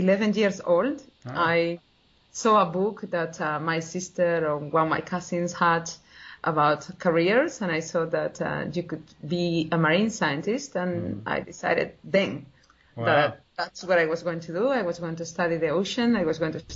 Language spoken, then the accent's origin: English; Spain; moved away as an adult; also born or lived in Portugal; now in Sydney, Australia; originally from Spain and I did my PhD in Portugal